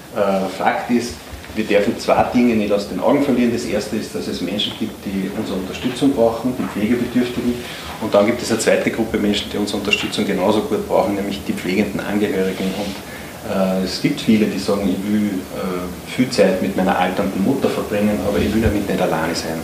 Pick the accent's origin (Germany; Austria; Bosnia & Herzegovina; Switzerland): Austria; Upper Austria; Jetzt komme ich aus Oberösterreich